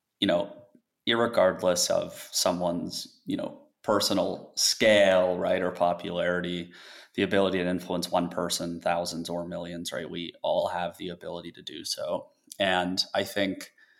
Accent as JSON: {"language": "English", "region": "Colorado", "country": "United States", "tie": "born or raised there", "moved": "yes", "said": "I grew up in Colorado"}